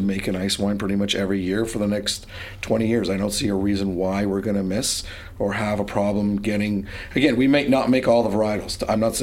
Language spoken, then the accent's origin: English; Ontario, Canada; being Canadian